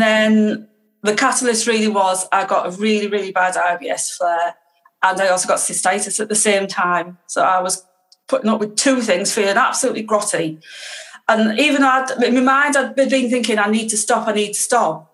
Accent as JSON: {"language": "English", "area": "Teesside", "region": "North East England", "country": "United Kingdom", "said": "I'm from Teesside, which is in the northeast of the UK"}